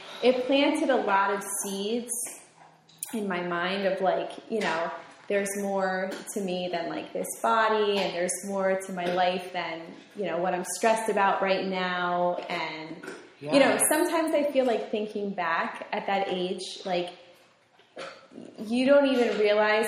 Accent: Bridgewater, New Jersey, United States; in high school, Westfield, I'm from Bridgewater, so Westfield was like kind of far from me

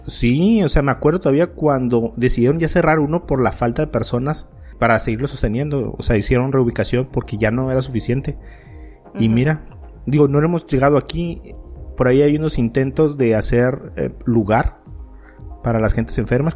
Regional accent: Mexico; como mexicano

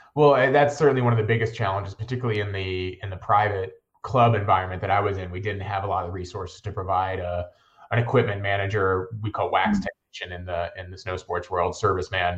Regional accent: Northern Virginia, United States; moved away as an adult; also born or lived in Steamboat Springs, Colorado; I grew up in Northern Virginia, and uh, like many folks my age, I moved out west after college

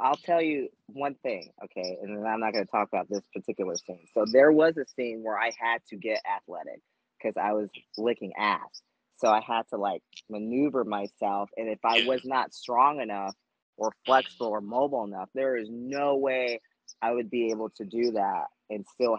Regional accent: Germany; growing up in Germany, I did see a lot of, there were some interracial marriages both ways

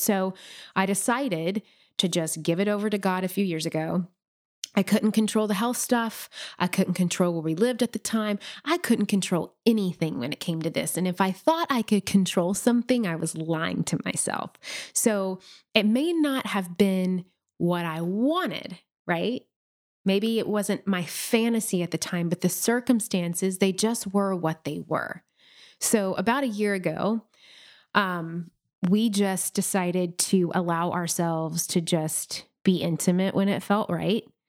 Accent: Nashville, Tennessee, United States; moved away as an adult; we made the move back to Nashville, which is my hometown this past summer.

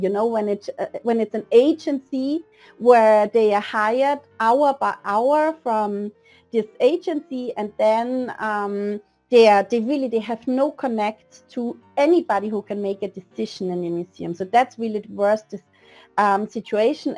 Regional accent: Vienna, Austria; moved away as an adult; now in Denmark; I'm original from Vienna, Austria, where I lived um, just until seven years ago

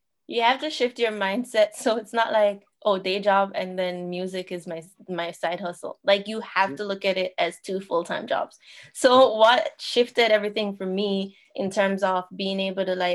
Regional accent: Jamaica; moved away as an adult; also born or lived in Toronto; now in Niagara region, Canada; I was born and raised in Jamaica

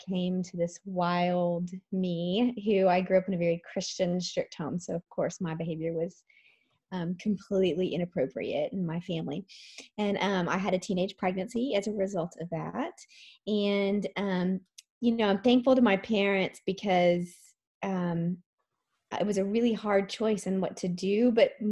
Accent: Dallas, Texas, United States; I grew up in the Dallas area

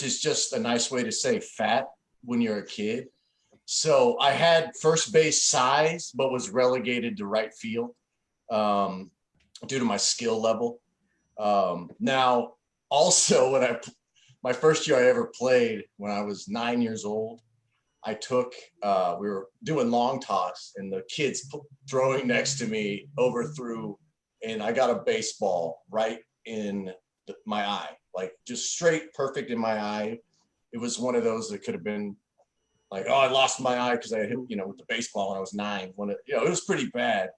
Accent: Kansas City, Missouri, United States; I grew up in and around the Kansas City area

